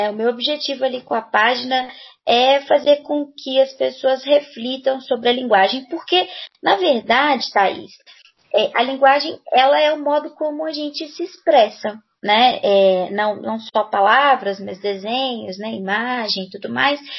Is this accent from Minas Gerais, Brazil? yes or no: yes; Belo Horizonte, Minas Gerais, Brazil; eu sou professora de língua portuguesa, sou daqui de Belo Horizonte, Minas Gerais, mineirinha, uai.